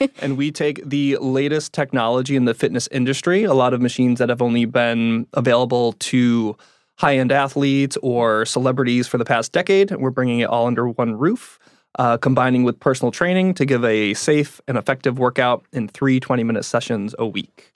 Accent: Connecticut, United States; moved away as an adult; now in San Diego, United States; I grew up in Connecticut. Uh, was there until I was about nineteen when I switched colleges and moved out here to San Diego

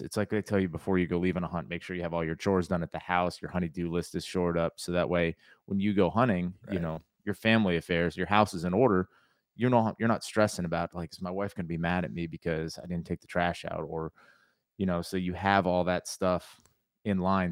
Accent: Connecticut, United States; moved away as an adult; now in North Carolina, United States; I grew up in Connecticut

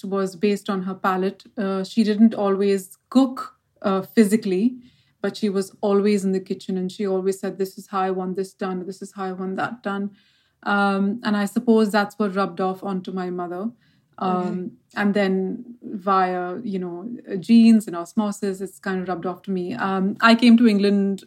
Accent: Mumbai, Maharashtra, India; moved away; I was born and brought up in Bombay, or as people call Mumbai.

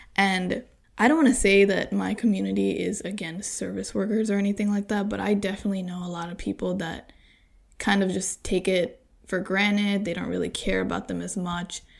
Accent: United States; an American-born girl

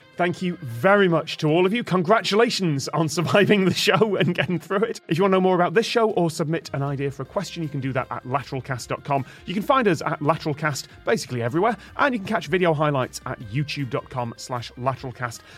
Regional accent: United Kingdom; Middle of the U K

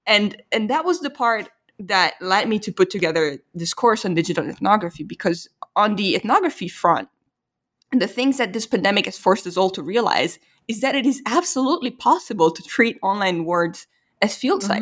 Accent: Italy; moved away; I was from Italy

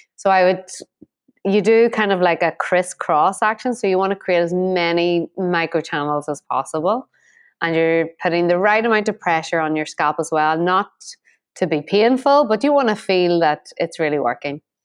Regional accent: Ireland; Being Irish

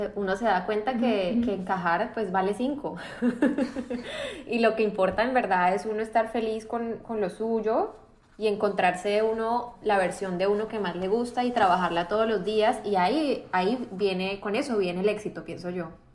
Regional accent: Colombia; moved away as an adult; also born or lived in Boston, United States; now in Miami, United States; yo crecí en Estados Unidos hasta los nueve años más o menos. Entonces vivía acá en Miami, ya conocía. Y volvimos a Colombia, terminé el colegio allá

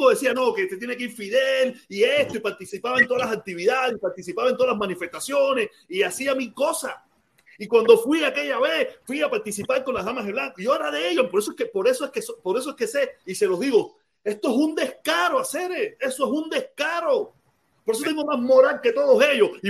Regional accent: Cuba; moved away; Yo vine de Cuba siendo un loco atormentado, un loco atormentado.

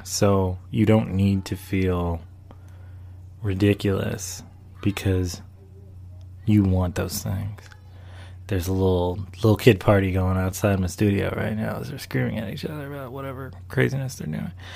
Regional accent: Charlotte, North Carolina, United States; also born or lived in Washington, D.C. / Maryland; I was born in Washington, D.C., I come from a West Indian, Afro Latino background, and I grew up in North Carolina, of all places, and also Maryland

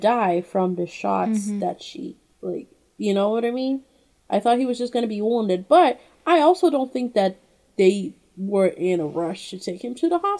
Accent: Brazil; moved away; I don't know if it's only in my hometown. It's called Itatiaia

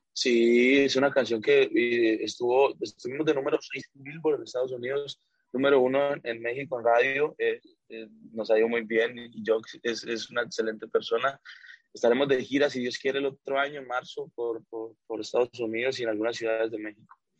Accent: Colombia; yo soy colombiano

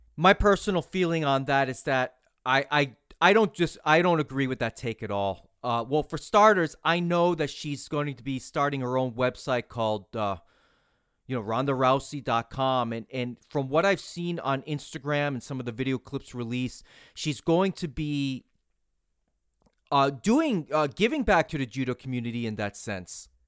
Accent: New England, United States; now in Tampa Bay area, United States; I'm originally from New England

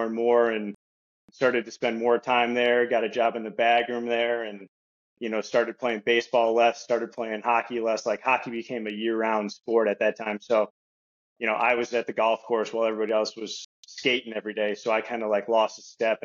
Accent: Minnesota, United States; moved away as an adult; also born or lived in California; I grew up in Minnesota, played hockey like everybody else does in that state

